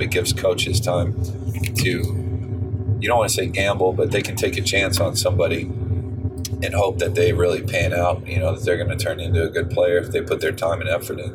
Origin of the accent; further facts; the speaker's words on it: San Antonio, Texas, United States; I'm from San Antonio, and we're you know we've got a great basketball culture in, in my city